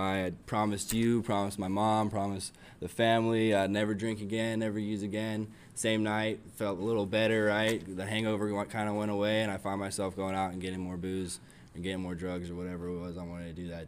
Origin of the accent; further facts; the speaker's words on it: San Diego, California, United States; I come from San Diego